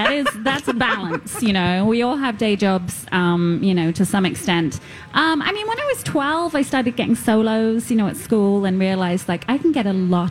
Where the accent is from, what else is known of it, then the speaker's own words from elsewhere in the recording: London, United Kingdom; now in Minnesota, United States; I'm going to go back to London to see friends and family.